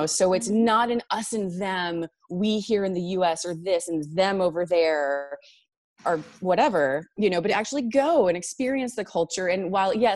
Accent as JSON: {"language": "English", "region": "North Carolina", "country": "United States", "also_born_or_lived": "China / Amherst, Massachusetts", "moved": "as an adult", "lives_now": "East Hampton, United States", "said": "I'm from North Carolina."}